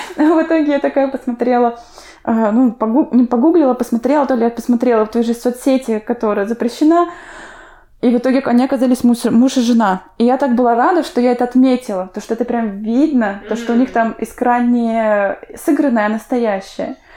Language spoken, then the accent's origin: Russian; Urmary, Chuvashia, Russia; now in Saint Petersburg, Russia; Я сама выросла в Чувашии, в поселке Урмары